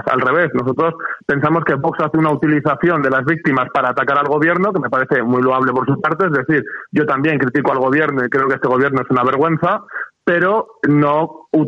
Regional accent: Spain; yo me considero patriota revolucionario y me considero español yo estoy orgulloso de mi país

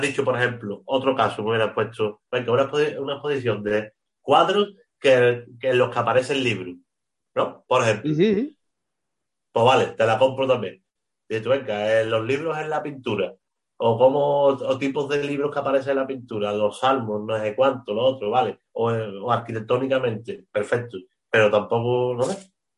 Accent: Spain; los que somos malos somos los españoles

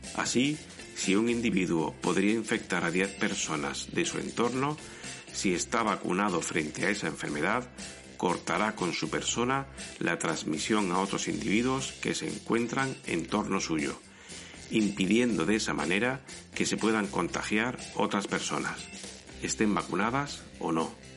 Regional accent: Spain

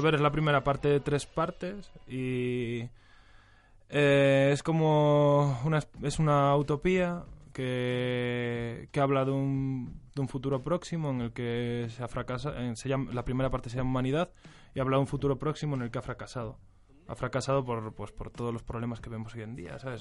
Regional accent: Galicia, Spain; moved away as an adult; now in Madrid, Spain; soy gallego

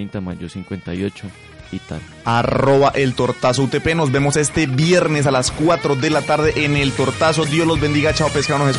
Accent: Pasto, Nariño, Colombia; Síganme en las redes sociales como arroba …, pues porque soy pastuso.

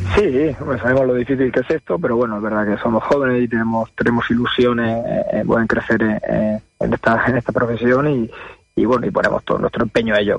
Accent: Murcia, Region of Murcia, Spain; Yo, yo soy de Murcia

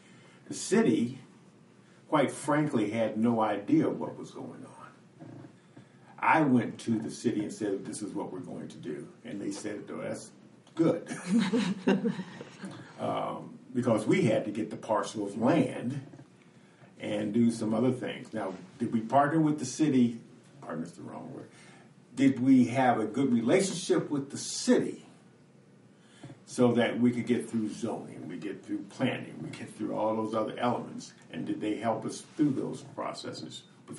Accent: Los Angeles, California, United States; because I am from Los Angeles, I understand

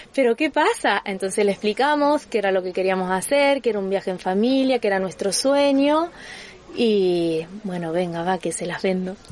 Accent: Argentina; now in Andorra; nosotros somos argentinos

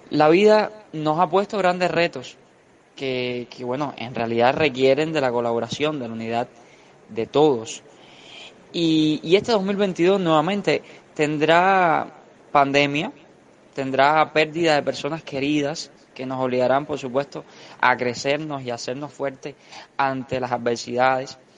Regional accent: Cuba; lo que queremos y de cómo haremos nosotros como cubanos, como jóvenes dignos

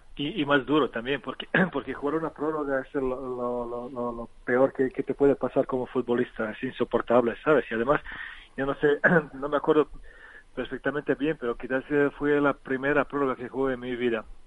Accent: Loznica, Serbia; Spanish is a second language; moved away as an adult; now in Spain; pero nací en, en que es una ciudad eh, pequeñita, pero mi pueblo está, está pegado a un río que se llama Drina y este río es la, frontera actual entre Bosnia y Serbia

